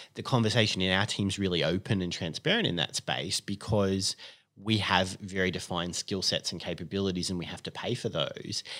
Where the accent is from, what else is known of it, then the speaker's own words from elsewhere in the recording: Sydney, New South Wales, Australia; also born or lived in Perth, Western Australia; I grew up here in Sydney in the northern suburbs and, and have actually lived in the northern suburbs ever since.